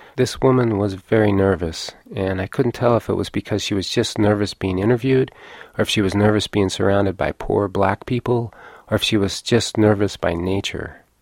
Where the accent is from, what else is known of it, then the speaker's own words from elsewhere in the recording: Lawrence, Kansas, United States; moved away; I was born here in Lawrence, but that I don't live here anymore